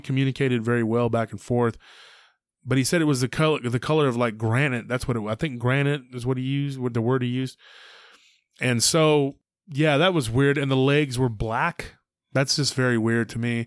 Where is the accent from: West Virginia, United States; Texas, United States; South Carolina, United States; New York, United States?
Texas, United States; near Lake Granger; near my hometown, near Lake Granger